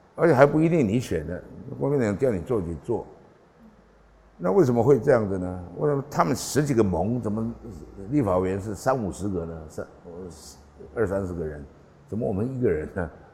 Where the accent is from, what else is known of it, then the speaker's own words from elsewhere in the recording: Taiwan; 我们是台湾的原住民族